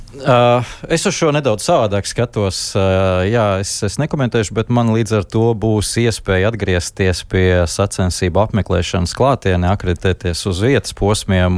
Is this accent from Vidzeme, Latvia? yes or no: yes; Valmiera, Vidzeme, Latvia; es esmu no Valmieras puses